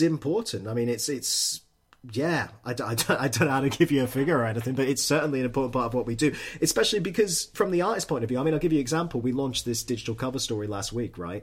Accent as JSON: {"language": "English", "town": "Edinburgh", "region": "Scotland", "country": "United Kingdom", "moved": "yes", "said": "I'm from Edinburgh originally"}